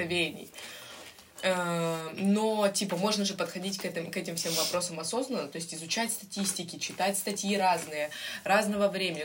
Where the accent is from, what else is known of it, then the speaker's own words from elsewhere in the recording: Ukraine; у нас с детства, как бы знаешь, там с первого класса нам втюхивают эту хуйню про то, что Украина бідна доля